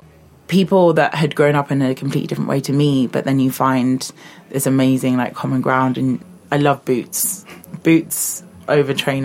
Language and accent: English; London, United Kingdom; moved away as an adult; I grew up in London, southeast London, so like I'm a Londoner